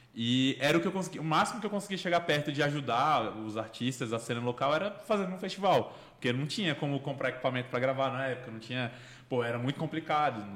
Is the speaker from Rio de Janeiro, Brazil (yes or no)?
no; Brasília, Federal District, Brazil; Eu cresci no Cruzeiro ali, então eu também fui, eu vi muita roda de samba lá